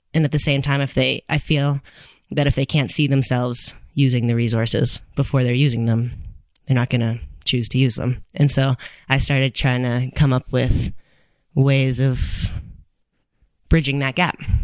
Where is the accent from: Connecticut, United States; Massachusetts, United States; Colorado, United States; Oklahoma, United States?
Colorado, United States; Boulder; I have been climbing since I was nine, um, growing up in Boulder.